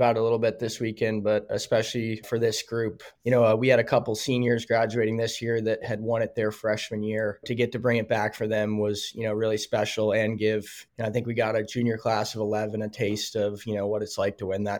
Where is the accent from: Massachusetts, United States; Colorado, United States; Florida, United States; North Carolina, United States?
Colorado, United States; Denver; You know, I'm from Denver